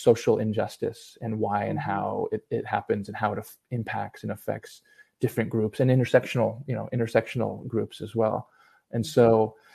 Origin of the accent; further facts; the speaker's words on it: San Diego, California, United States; I grew up in San Diego